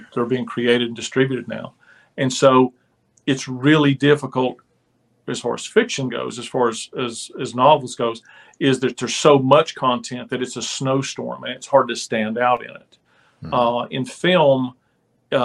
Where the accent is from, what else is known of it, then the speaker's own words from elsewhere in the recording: United States; I grew up on the West Virginia Kentucky border, basically where the feud happened